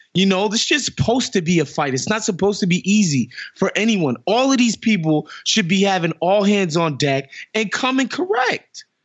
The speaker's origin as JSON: {"language": "English", "town": "New York City", "region": "New York", "country": "United States", "said": "I'm from Queens"}